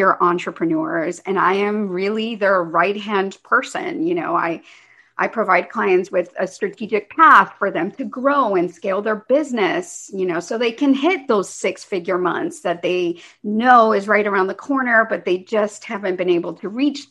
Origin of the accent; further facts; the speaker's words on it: United States; growing up in the United States, being an immigrant, although I did come to this country very young. I mean, I've been here since I was four. I went all through school here.